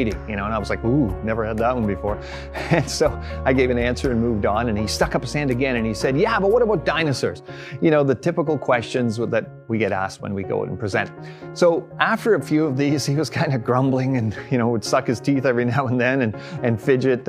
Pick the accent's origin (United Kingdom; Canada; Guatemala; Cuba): Canada; I grew up here in Canada.